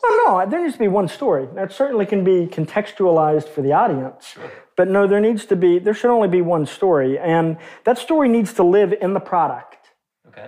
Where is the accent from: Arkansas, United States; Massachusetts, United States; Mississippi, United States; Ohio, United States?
Arkansas, United States; growing up in Arkansas